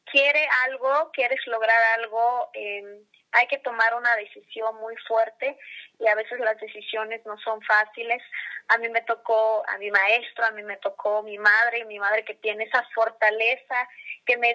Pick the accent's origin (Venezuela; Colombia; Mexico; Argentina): Mexico; Tlahuitoltepec, Oaxaca; moved away; de mis maestros que también pues hacen música allá en, en mi pueblo que, como dicen, consideran a Tlahuitoltepec como tierra de músicos.